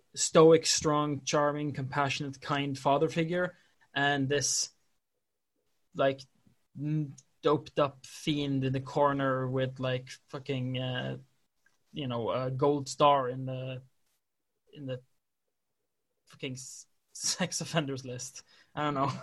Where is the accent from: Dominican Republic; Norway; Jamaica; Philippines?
Norway; i'm a norwegian